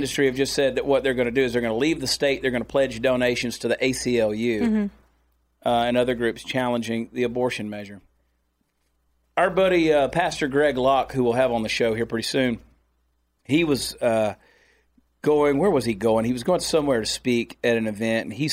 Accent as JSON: {"language": "English", "region": "Georgia", "country": "United States", "tie": "born or raised there", "moved": "yes", "lives_now": "Texas, United States", "said": "Growing up in Georgia"}